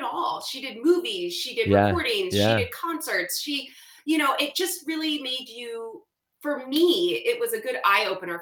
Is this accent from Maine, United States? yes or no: no; Los Angeles, California, United States; moved away as an adult; because I'm from California.